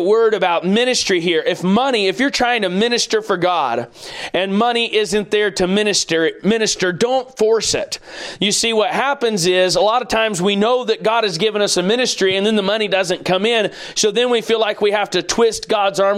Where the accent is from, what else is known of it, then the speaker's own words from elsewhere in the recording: United States; as American people